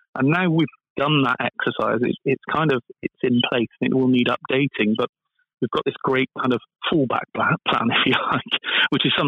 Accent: Bristol, South West England, United Kingdom; I'm from Bristol, and we've got a big aerospace industry here

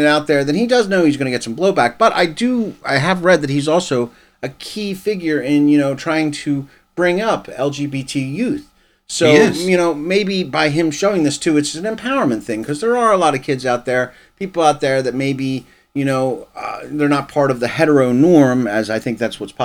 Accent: United States; I'm an American

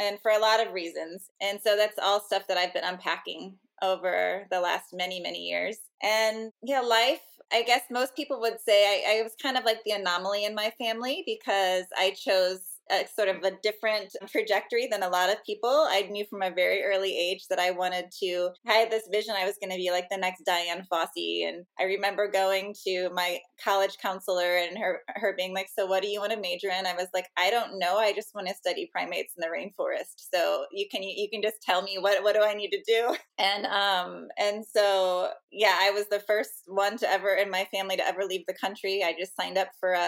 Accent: St. Louis, Missouri, United States; I grew up in the Midwest. I'm originally from St. Louis, Missouri

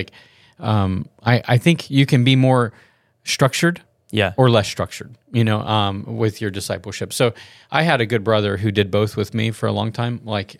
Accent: the South, United States; Yeah, so I'm from the South, and so that's why I know that.

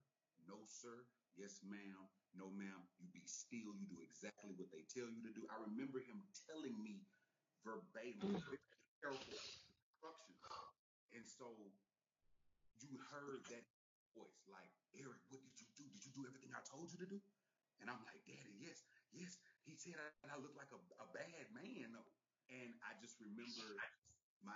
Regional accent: Texas, United States; now in Los Angeles, United States; I'm from Texas

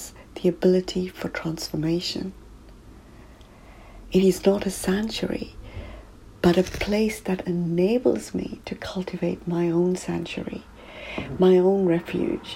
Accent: South Africa; now in United Kingdom; growing up in South Africa

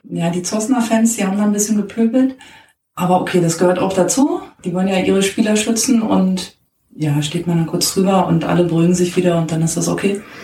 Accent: Berlin, Germany; Ich bin in Berlin groß geworden

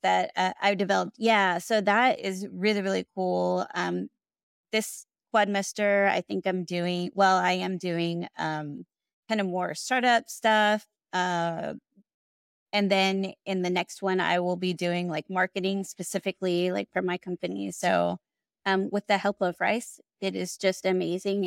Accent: Houston, Texas, United States; also born or lived in Austin, Texas; I grew up in Houston

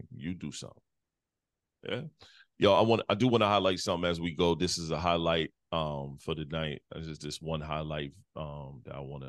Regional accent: Detroit, Michigan, United States; born there; also born or lived in South Carolina; claim South Carolina more than I do Detroit. I spend about the same amount of time in both places, but I was born in Detroit.

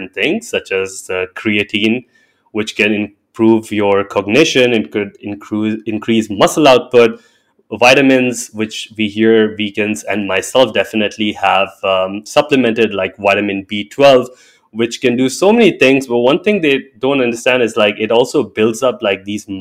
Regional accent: India; I'm an Indian by birth, and I grew up learning about Hindu mythology and religion and culture

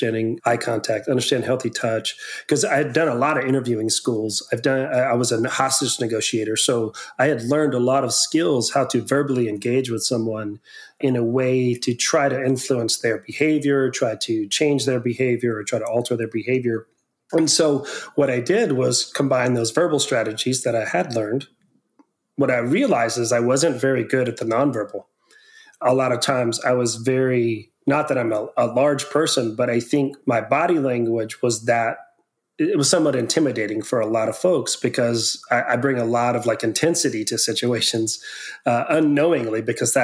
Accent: near Victoria, Texas, United States; also born or lived in Houston, Texas; I moved back to Victoria, Texas area from Houston. I was working in Houston, human trafficking there for 2 or 3 years. And then I moved back closer to my hometown and I worked in the Victoria, Texas area

